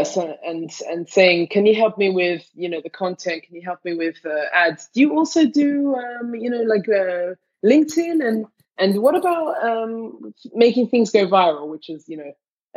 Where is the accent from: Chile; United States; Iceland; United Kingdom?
United Kingdom; London; now in Tel Aviv, Israel; Me and my twin sister, growing up in London